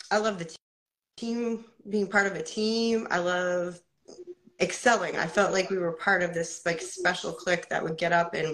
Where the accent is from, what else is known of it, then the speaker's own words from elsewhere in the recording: Portsmouth, New Hampshire, United States; I'm from United States, from Portsmouth, New Hampshire. I am about to do my first MMA fight at 45.